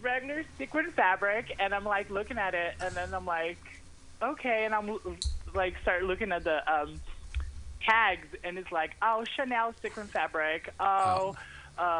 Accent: Brazil; I'm from Brazil

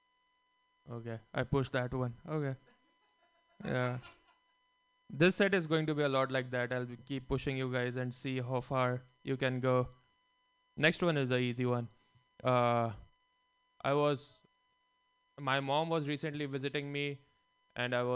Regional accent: India; now in San Francisco, United States; Growing up in India

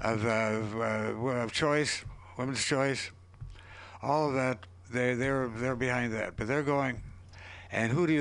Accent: Minnesota, United States; I'm from Minnesota

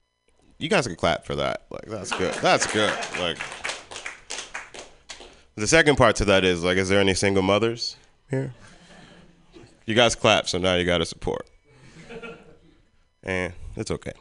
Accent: Philadelphia, Pennsylvania, United States; also born or lived in Richmond, Virginia; now in San Francisco, United States; I'm from Philly

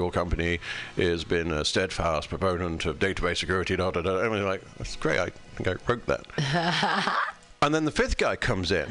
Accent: United Kingdom; moved away as an adult; now in United States; I'm British.

